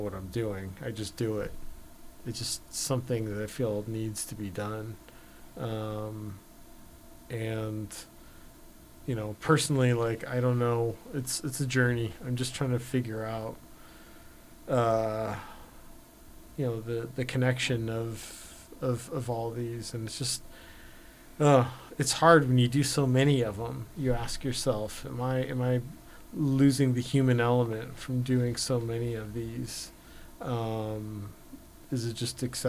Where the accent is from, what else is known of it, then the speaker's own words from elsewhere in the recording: Los Angeles, California, United States; growing up in Los Angeles